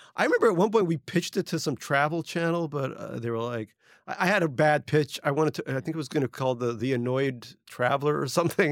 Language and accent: English; New York City, New York, United States; also born or lived in Russia (Soviet Union); I grew up in Eastern Queens, Little Neck Queens